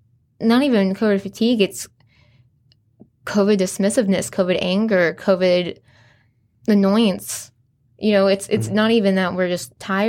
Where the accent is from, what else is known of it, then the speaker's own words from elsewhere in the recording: Boise, Idaho, United States; now in Coeur d'Alene, United States; Growing up in Boise, we have the Village.